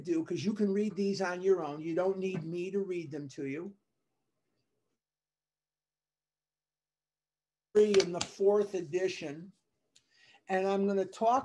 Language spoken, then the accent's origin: English; Chicago, Illinois, United States; now in Scottsdale, United States; I'm from Chicago